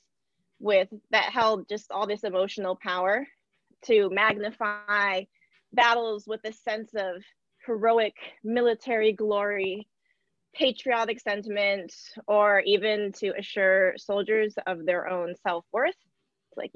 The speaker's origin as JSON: {"language": "English", "country": "United States", "said": "I'm American"}